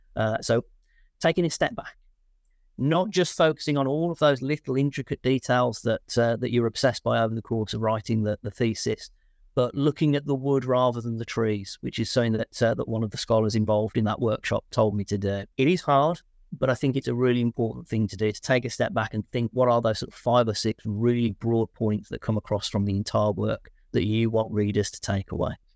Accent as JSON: {"language": "English", "town": "Birmingham", "region": "West Midlands", "country": "United Kingdom", "also_born_or_lived": "Leeds / Aberystwyth", "moved": "as an adult", "said": "I'm from Birmingham originally"}